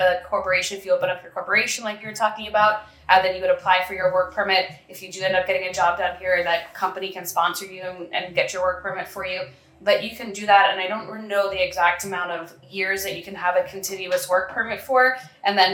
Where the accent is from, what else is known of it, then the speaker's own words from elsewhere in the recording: New York, United States; moved away as an adult; now in San Pedro, Belize; I'm from New York